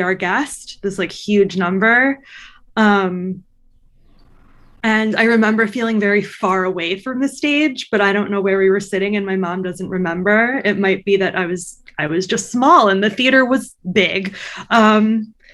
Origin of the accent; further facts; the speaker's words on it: Long Island, New York, United States; I grew up on Long Island